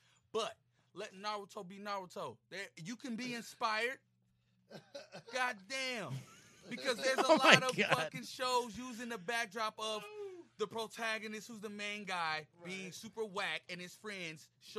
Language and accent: English; Chicago, Illinois, United States; I'm from Chicago.